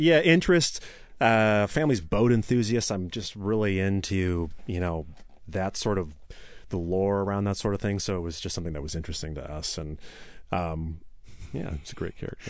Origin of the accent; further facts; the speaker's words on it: Issaquah, Washington, United States; also born or lived in Tacoma / Seattle / Renton; I grew up in Issaquah. I was born in Tacoma, but moved up there, early, moved up to the Issaquah area early in life.